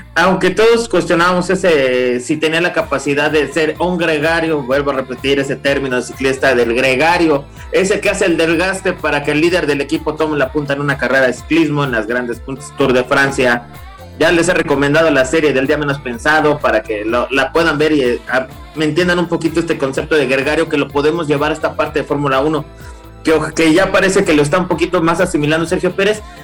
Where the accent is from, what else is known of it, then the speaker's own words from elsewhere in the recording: Mexico; como mexicano